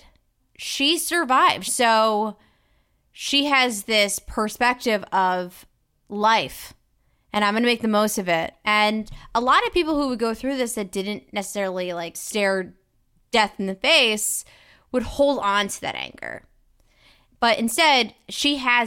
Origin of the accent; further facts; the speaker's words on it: Philadelphia, Pennsylvania, United States; we Philly folks don't all say water or cousin